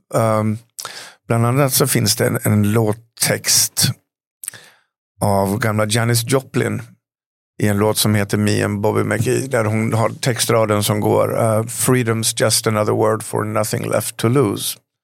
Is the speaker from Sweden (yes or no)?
yes; Falun, Dalarna County, Sweden; en liten pojke hemma i Falun